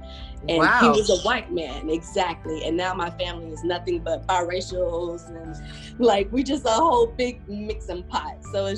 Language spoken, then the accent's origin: English; Louisville, Kentucky, United States; now in Atlanta, United States; As of right now, I am 28 years old. I am from Louisville, Kentucky. Okay. I was raised there in a biracial family. My mother's white, my father's black.